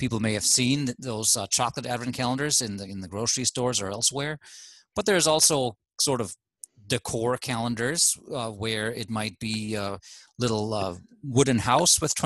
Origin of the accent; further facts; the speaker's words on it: Germany; now in United States; I am from Germany